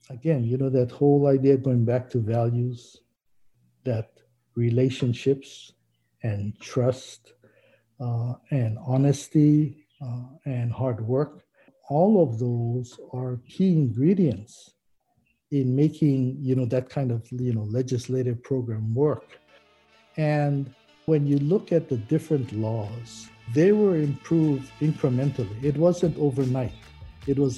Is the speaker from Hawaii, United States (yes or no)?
yes; Honoka'a, Hawaii, United States; I was born and raised in Honoka'a. I attended Honoka'a High School, you know, graduated in 1971.